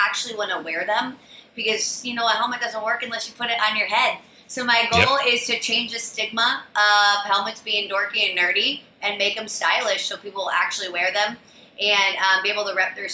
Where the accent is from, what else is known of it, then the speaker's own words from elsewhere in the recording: Iowa, United States; now in Austin, United States; I hail from Iowa, small little town in Iowa